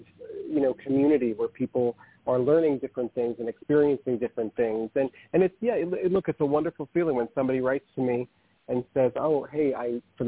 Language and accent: English; New York City, New York, United States; also born or lived in Manhattan; I was raised in the Bronx